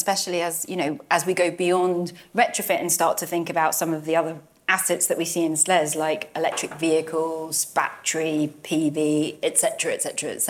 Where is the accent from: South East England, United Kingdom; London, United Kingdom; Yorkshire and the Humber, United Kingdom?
London, United Kingdom; Barnet; moved away; I'm from Barnet, not anymore. I used to be there